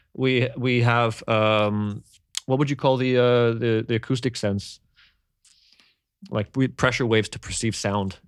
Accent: Canada; growing up in Canada, we had bigger families.

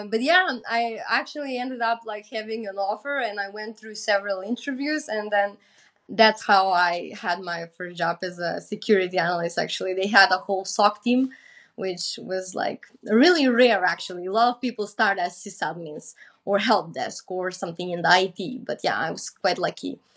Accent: North Macedonia

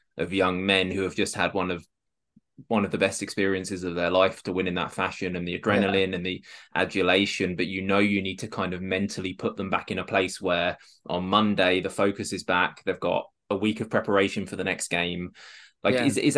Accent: Rushden, East Midlands, United Kingdom; moved away as an adult; now in Halifax, Canada; my hometown club, Russian and Diamonds

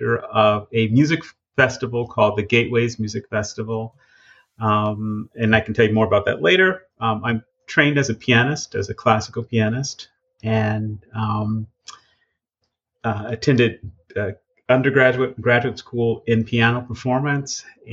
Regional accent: Chicago, Illinois, United States; moved away; also born or lived in Xenia, Ohio / Washington, D.C.; we moved to Chicago when I was 3 years old

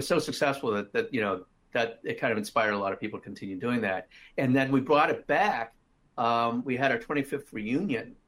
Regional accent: Wheeling, West Virginia, United States; moved away as an adult; also born or lived in Philadelphia, Pennsylvania / New York; I grew up in Wheeling, West Virginia.

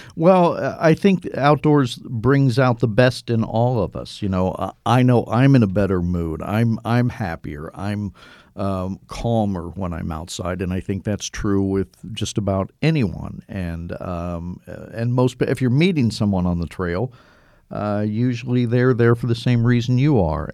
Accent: Cincinnati, Ohio, United States; I grew up in Cincinnati, Ohio

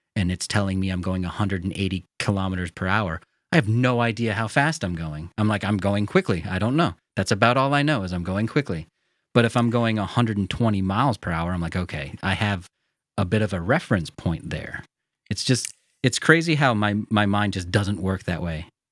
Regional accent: United States; accent: very American; me as an American

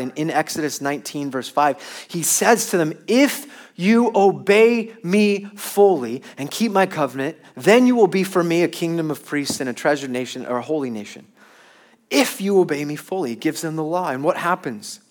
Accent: Long Beach, California, United States; I'm from Long Beach in California

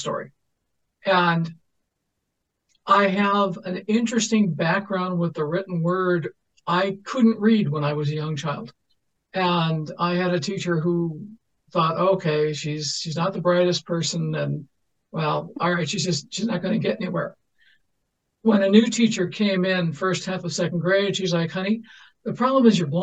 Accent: Midwest, United States; now in New Mexico, United States; I'm from the Midwest originally.

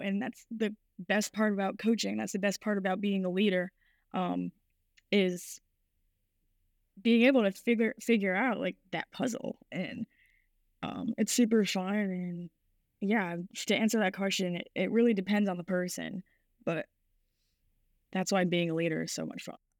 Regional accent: Rhode Island, United States; my whole life I grew up in Rhode Island, so the Boston area

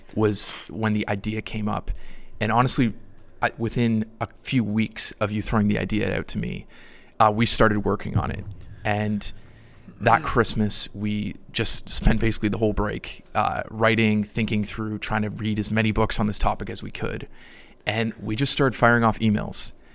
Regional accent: Niagara Falls, Ontario, Canada; moved away as an adult; now in Louisville, United States; I grew up in Niagara, Canada

